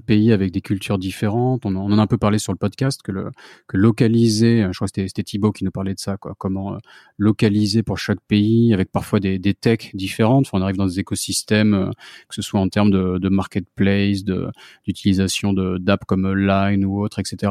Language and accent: French; France; je suis français moi-même